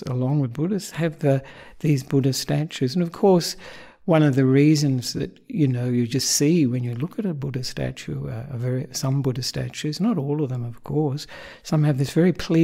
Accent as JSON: {"language": "English", "country": "Australia", "also_born_or_lived": "Sri Lanka", "said": "I'm an Australian monk"}